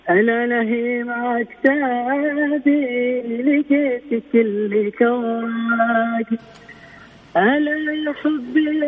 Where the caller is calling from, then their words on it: Jeddah, Makkah Province, Saudi Arabia; من جدة والله